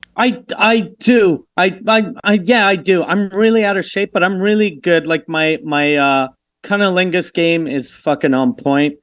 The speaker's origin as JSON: {"language": "English", "country": "Canada", "said": "I'm Canadian"}